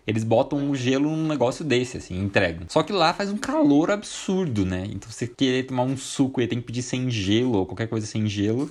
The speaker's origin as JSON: {"language": "Portuguese", "town": "Curitiba", "region": "Paraná", "country": "Brazil", "said": "eu sou de Curitiba"}